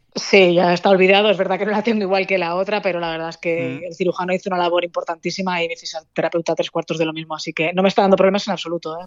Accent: Valencia, Valencian Community, Spain; moved away as an adult; also born or lived in the island (11 years); soy de Valencia y echo de menos a mi familia, echo de menos mi tierra, tengo mi casa allí

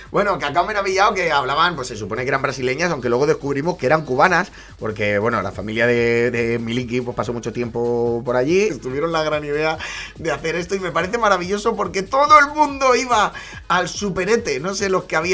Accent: Valencia, Valencian Community, Spain; mi equipo, yo soy de Valencia, lo sabéis, ganó una Copa del Rey

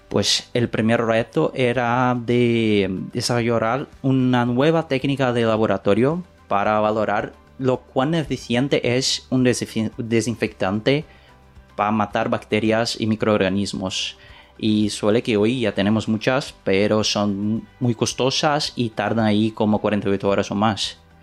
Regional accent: Brazil; Spanish is a second language; moved away as an adult; now in Valencia, Spain; yo no soy español, yo soy brasileño y vení de Brasil hace nueve meses

